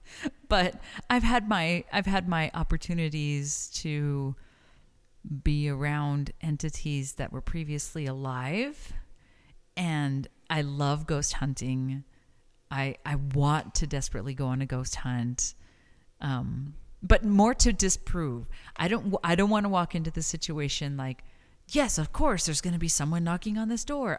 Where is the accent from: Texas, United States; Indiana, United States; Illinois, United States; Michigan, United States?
Texas, United States; El Paso; born or raised there; moved away as an adult; also born or lived in New York; now in Las Cruces, United States